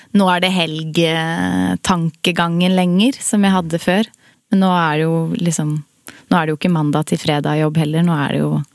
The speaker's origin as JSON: {"language": "Norwegian", "town": "Son", "region": "Akershus", "country": "Norway", "said": "i Son. Det er jo der jeg er fra"}